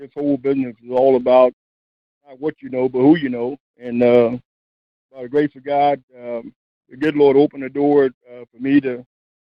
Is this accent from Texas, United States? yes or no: yes; Houston, Texas, United States; moved away as an adult; also born or lived in Brenham, Texas / Manhattan, Kansas / Memphis, Tennessee; growing up in Houston is where it all started for me, in Sunnyside, Texas